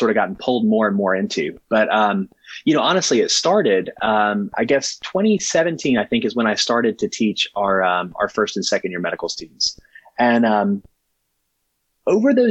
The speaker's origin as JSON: {"language": "English", "region": "southwestern Virginia", "country": "United States", "tie": "born or raised there", "said": "I grew up in southwestern Virginia, out where, you know, Virginia and Kentucky and West Virginia and Tennessee"}